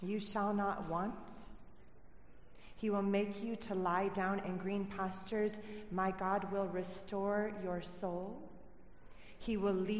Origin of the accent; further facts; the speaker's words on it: United States; moved away as an adult; now in Cornwall, United Kingdom; I'm originally from America